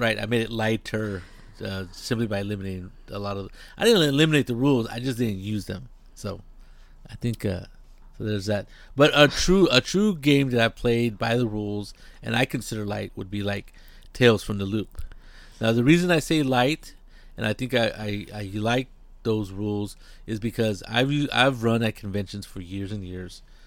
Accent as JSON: {"language": "English", "area": "near Monterey", "region": "California", "country": "United States", "tie": "born or raised there", "said": "it's a little seaside town, tourist spot, beautiful place, uh, near my hometown"}